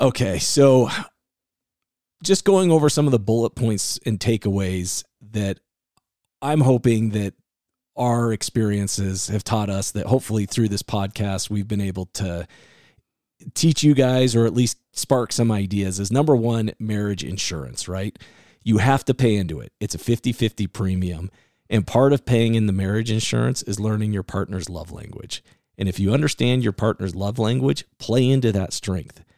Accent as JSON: {"language": "English", "region": "Iowa", "country": "United States", "tie": "born or raised there", "said": "growing up in Iowa"}